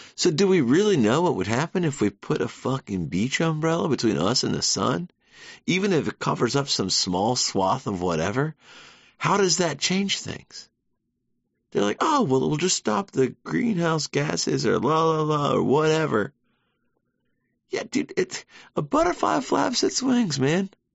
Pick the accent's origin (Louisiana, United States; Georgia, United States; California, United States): Georgia, United States; Savannah; moved away as an adult; now in New York City, United States; I'm from Savannah, Georgia, born and raised.